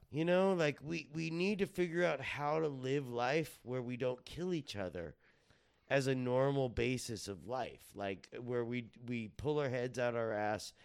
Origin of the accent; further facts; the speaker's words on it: Fontana, California, United States; also born or lived in Riverside, California; I was born in Riverside, grown up in Fontana